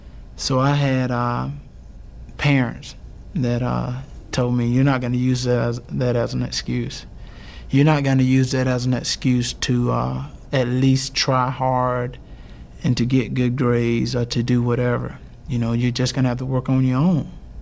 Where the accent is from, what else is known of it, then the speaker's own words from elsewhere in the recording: Wrightsville, Georgia, United States; growing up in Wrightsville, Georgia, I don't have any money. I can barely rub two nickels together.